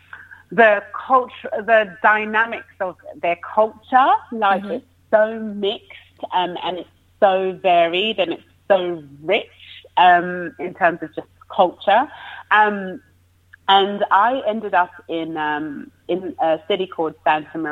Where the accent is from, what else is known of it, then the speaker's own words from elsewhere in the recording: United Kingdom; as a Brit